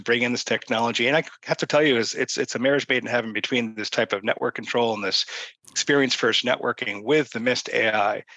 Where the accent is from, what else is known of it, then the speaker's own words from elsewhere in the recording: Boston, Massachusetts, United States; I'm from Boston